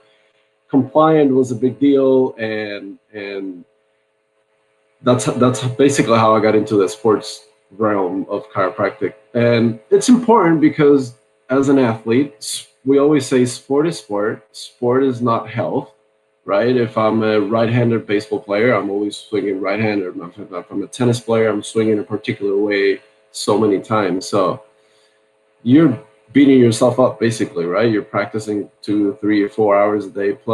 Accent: Puerto Rico; moved away as an adult; also born or lived in Santa Barbara, California; now in Newport Beach, United States; I grew up in Puerto Rico, and I grew up in a medical family

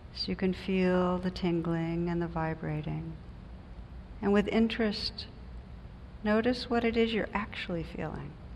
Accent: New Jersey, United States; I come from New Jersey

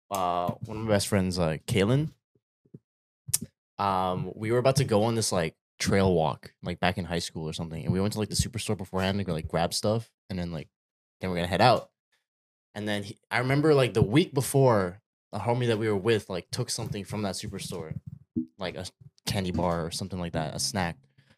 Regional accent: Philippines; And it's like, not just because I'm Filipino and like you're Filipino, like you think I'm gonna give you a discount because you're Filipino?

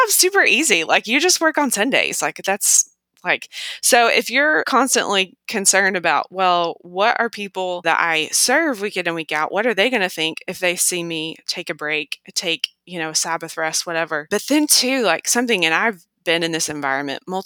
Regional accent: United States; as an American

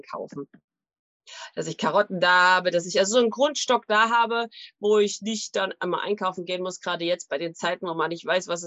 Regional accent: East Germany, Germany; Also ich bin in der DDR aufgewachsen und da gab es ja auch nicht immer alles.

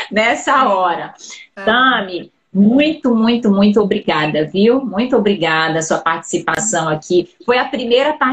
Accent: Belém, Pará, Brazil; eram meus pacientes, paciente de primeira vez, que eu atendo, de São Paulo, atendo muitos de Belém, né, de onde eu sou

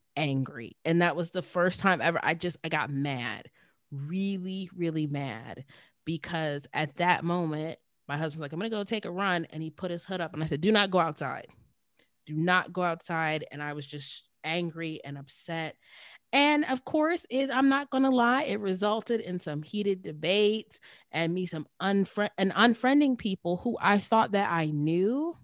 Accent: Johnstown, Pennsylvania, United States; my hometown, our hometown, the small city of Johnstown, P

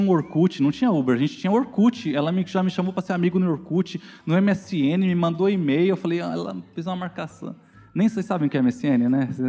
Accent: São Paulo, Brazil; also born or lived in Guarulhos; Eu cresci na Zona Leste, no bairro do Itaim Paulista

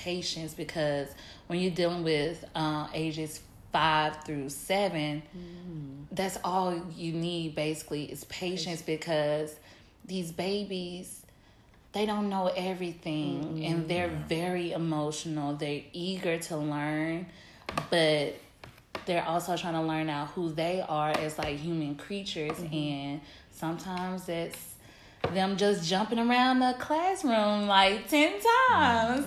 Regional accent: Mississippi, United States; now in New Orleans, United States; what I was raised on in Mississippi.

